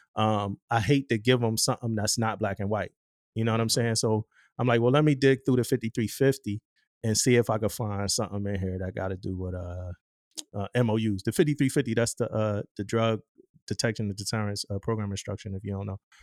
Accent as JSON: {"language": "English", "town": "Philadelphia", "region": "Pennsylvania", "country": "United States", "said": "I'm from Philly"}